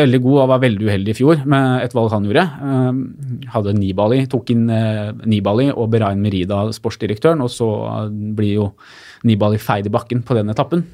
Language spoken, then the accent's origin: Norwegian; Lillehammer, Innlandet, Norway; Jeg er fra Lillehammer